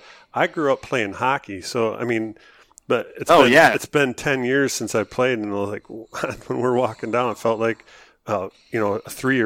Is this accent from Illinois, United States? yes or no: no; Michigan, United States; He's like, you know, where are you from? I'm like, Michigan.